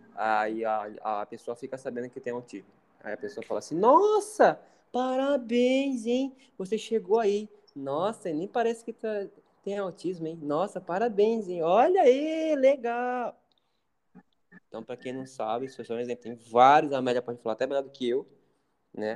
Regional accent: Pará, Brazil; moved away; eu sou do Pará, a pessoa sabe que eu sou do Pará

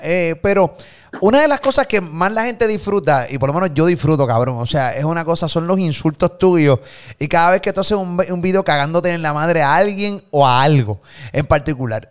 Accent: Puerto Rico; nos criaron aquí en PR

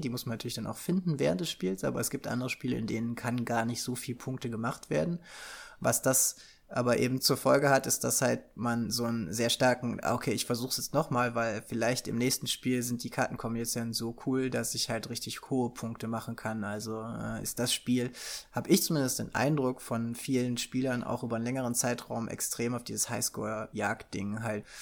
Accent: Germany; als Deutscher ist man ja so, mit Brettspielen wird man ja groß

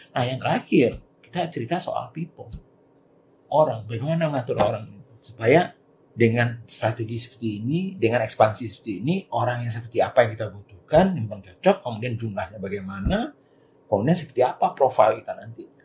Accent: Kerinci, Jambi, Indonesia; Karena saya melihat di kampung halaman saya di daerah Kerinci, Gunung Kerinci di Jambi.

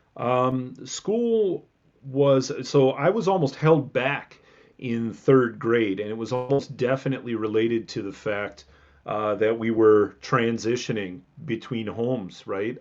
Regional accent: Milwaukee suburbs, Southeast Wisconsin, United States; now in Madison, United States; I grew up in Southeast Wisconsin, um, south side of Milwaukee, not Milwaukee proper, but like in the sort of blue collar Milwaukee suburbs. So, uh, South Milwaukee, Cudahy, um, Oak Creek

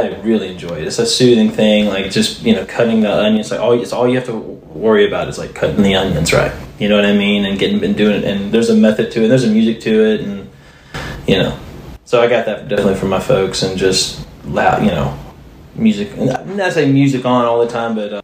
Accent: Mobile, Alabama, United States; moved away as an adult; also born or lived in Laurel, Mississippi / Peachtree City, Georgia / Florida; now in Nashville, United States; I'm from Mobile, Alabama. That's where I grew up

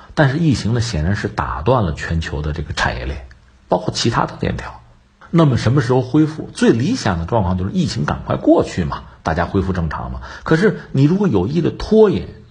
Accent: China; 我们中国人

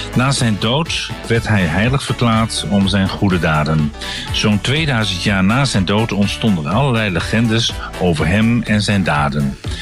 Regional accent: Deventer, Overijssel, Netherlands; als klein jongetje in Deventer de kunstijsbaan

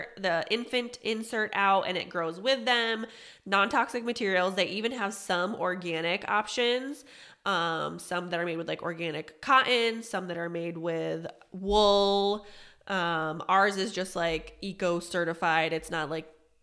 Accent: Pennsylvania, United States; moved away; I'm from Pennsylvania

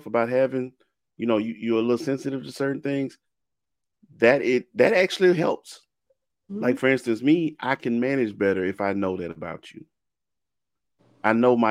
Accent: Mississippi, United States; I'm from Mississippi

